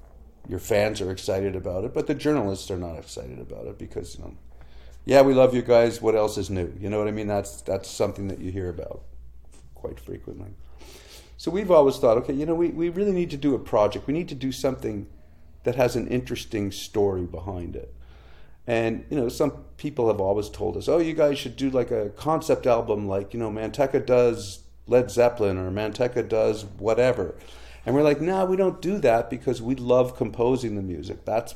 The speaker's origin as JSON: {"language": "English", "country": "Canada", "said": "a challenge you face as a Canadian recording artist is, you know, we have a small country and a very small music press here"}